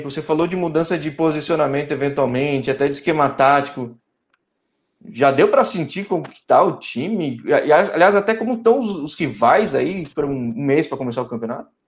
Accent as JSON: {"language": "Portuguese", "region": "São Paulo", "country": "Brazil", "said": "Então, é, eu sou de São Paulo, às vezes"}